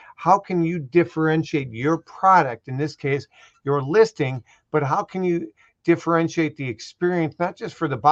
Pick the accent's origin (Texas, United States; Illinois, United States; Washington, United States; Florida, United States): Illinois, United States; Chicago; I'm Italian and I'm from Chicago